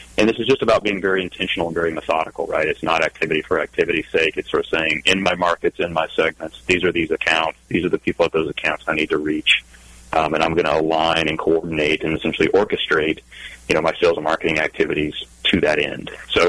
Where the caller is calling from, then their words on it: Eugene, Oregon, United States; I'm in Eugene, Oregon, home of the Oregon Ducks. And it is a rainy Oregon Duck Day here in Eugene.